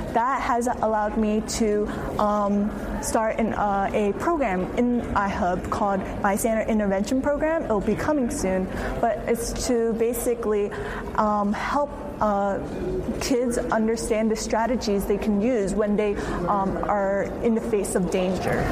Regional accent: Philadelphia, Pennsylvania, United States; I was born and raised in Philadelphia

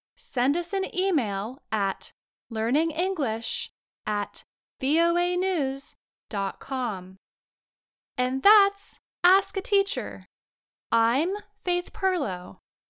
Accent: United States; I was born to Americans in the United States

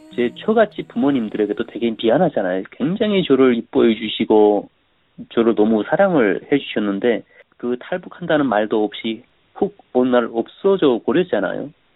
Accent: North Korea; moved away as an adult; also born or lived in South Korea; now in United States; 북한에서도 저는 뭐 굉장히 열심히 산 사람인데

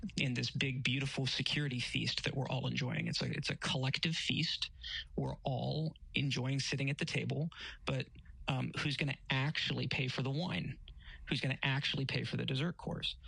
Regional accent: United States; I'm an American.

